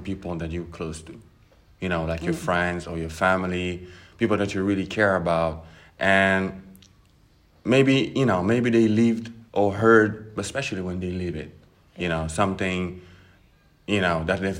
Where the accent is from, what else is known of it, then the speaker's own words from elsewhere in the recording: Senegal; moved away as an adult; also born or lived in New York / Tennessee / Paris; I was born and raised in Senegal